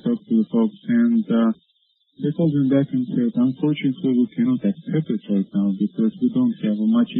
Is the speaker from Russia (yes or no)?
yes; Russia; moved away as an adult; also born or lived in Moscow, Russia; now in Seattle, United States; I'm from Russia originally.